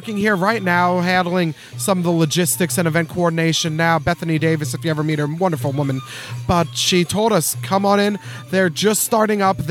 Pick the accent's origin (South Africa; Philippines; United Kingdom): Philippines; now in North Texas, United States; Two of the founding members, myself again included, were from the Philippines, where literally, hand to God, in my hometown in the Philippines, festivals for the durian.